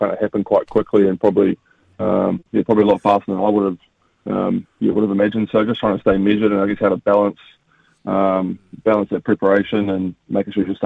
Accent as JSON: {"language": "English", "country": "New Zealand", "said": "as a Kiwi, I've grown up watching, you know, the Aussie Summer of Cricket"}